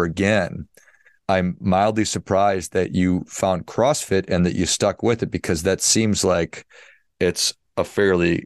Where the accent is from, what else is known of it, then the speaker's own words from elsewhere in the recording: Midwest, United States; I grew up in the Midwest